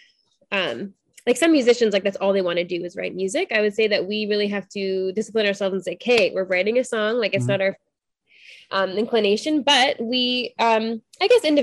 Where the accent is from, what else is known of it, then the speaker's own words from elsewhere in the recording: Ontario, Canada; also born or lived in British Columbia; I'm from Ontario